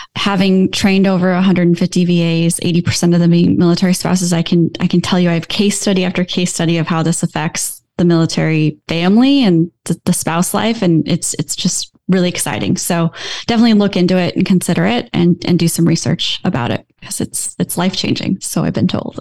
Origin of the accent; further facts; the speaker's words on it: Iowa, United States; I'm from Iowa